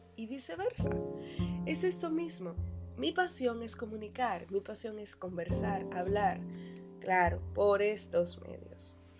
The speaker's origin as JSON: {"language": "Spanish", "country": "Dominican Republic", "also_born_or_lived": "Santo Domingo", "said": "en la provincia en la que vivo, en Santo Domingo"}